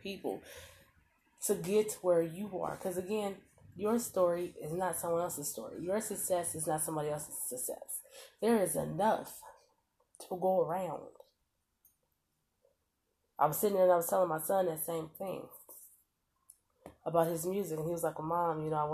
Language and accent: English; Omaha, Nebraska, United States; I'm from Omaha, Nebraska, born and raised. Now, I've lived other places, yes. But for the most part, Omaha, Nebraska